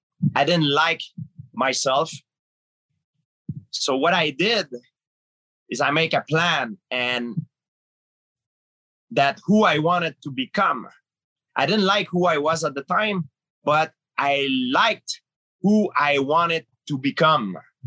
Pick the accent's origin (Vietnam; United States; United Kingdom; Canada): Canada; Now I realize it's all wrong because I'm from Canada, you know, and there's much, much worse place.